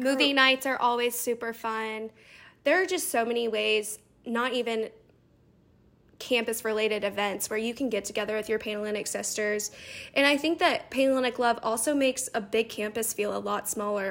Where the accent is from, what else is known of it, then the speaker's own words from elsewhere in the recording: Louisville, Kentucky, United States; I'm from Louisville